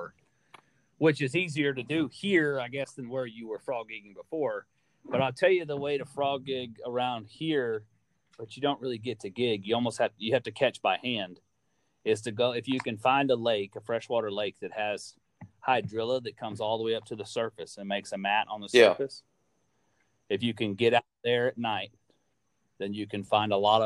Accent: Florida, United States

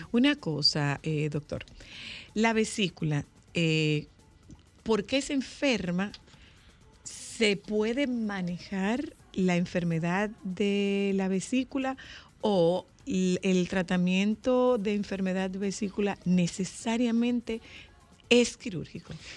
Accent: Nagua, María Trinidad Sánchez, Dominican Republic; mi pueblo, de Nagua

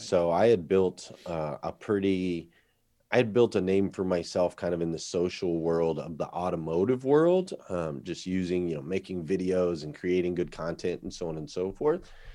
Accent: Flagstaff, Arizona, United States; where I grew up there in Arizona

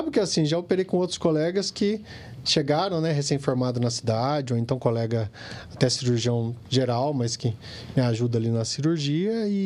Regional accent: Pindamonhangaba, São Paulo, Brazil; born there; Sou nascido em Pindamonhangaba, fiz faculdade em Taubaté

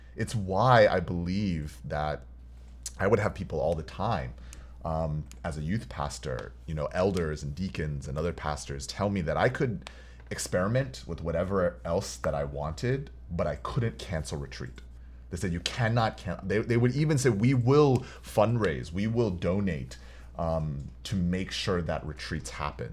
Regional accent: Houston, Texas, United States; now in Los Angeles, United States; growing up in Houston

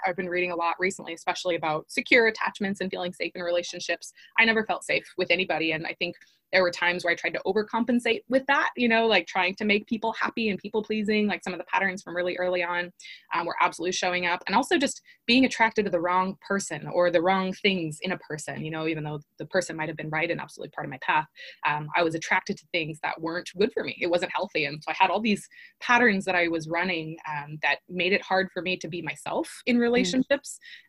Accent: Long Beach, California, United States; I was raised in Long Beach, California

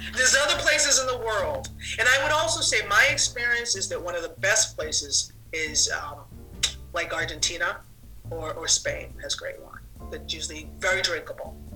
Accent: Boston, Massachusetts, United States; moved away as an adult; now in Brooklyn, United States; I live in Brooklyn and I have been to Maine many times because I'm originally from Boston. So I'm a New Englander. And I left Boston in 1980

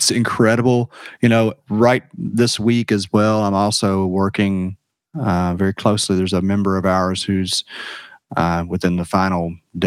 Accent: Washington County, Kentucky, United States; also born or lived in Jamaica; I growing up in Washington County and all out there around Maker's Mark distilleries

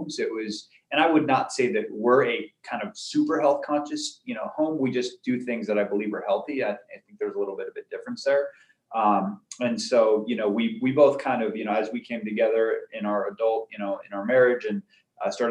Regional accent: Arizona, United States; also born or lived in California; I was born in California. I lived there just until I was about 5 years old. And then I moved to Arizona

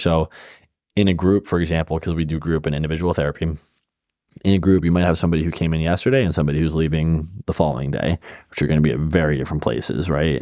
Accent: Bay Area, California, United States; moved away; I grew up in the Bay Area

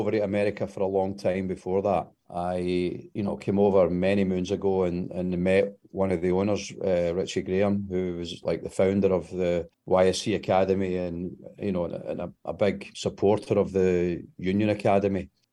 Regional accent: Glasgow, Scotland, United Kingdom; moved away; I grew up about a mile from Celtic Park in the east end of Glasgow.

